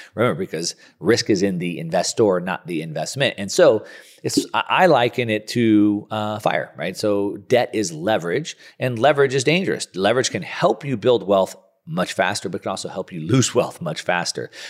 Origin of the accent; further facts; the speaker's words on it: Southern California, United States; I'm a surfer from Southern California